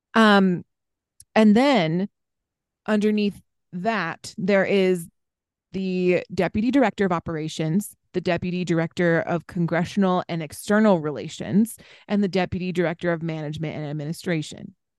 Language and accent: English; East Coast, United States; moved away; growing up on the East Coast